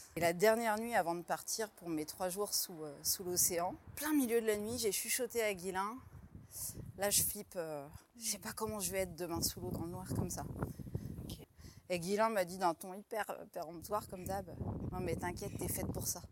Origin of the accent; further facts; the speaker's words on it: Troyes, Grand Est, France; j'ai grandi à Troyes en Champagne